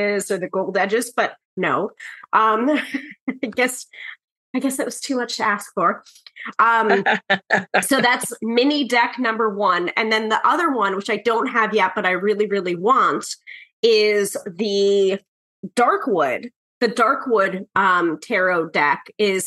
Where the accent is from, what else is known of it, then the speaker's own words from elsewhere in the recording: New York, United States; the New Yorker